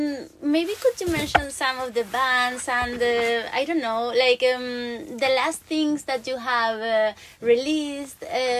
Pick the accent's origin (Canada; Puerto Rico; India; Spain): Spain; now in Sweden; Like in my hometown, I come from Spain originally